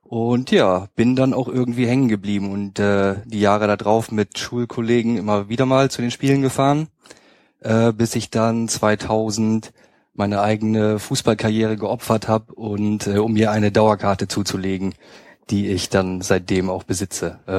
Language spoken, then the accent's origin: German; Hamburg area, Germany; Ich komme ursprünglich aus dem Hamburger Speckgürtel und bin dann nach